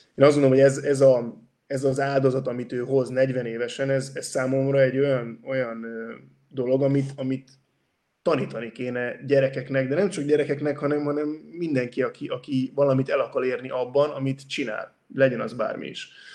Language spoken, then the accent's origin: Hungarian; Hungary; now in Barcelona, Spain; a mi részünkről, mint magyarok